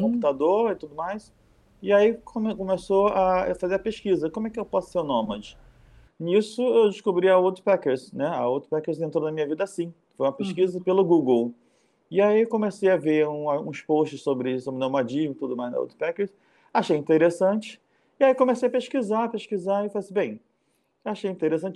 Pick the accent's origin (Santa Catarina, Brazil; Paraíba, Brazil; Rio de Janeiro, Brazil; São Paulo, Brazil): Rio de Janeiro, Brazil; eu sou do Rio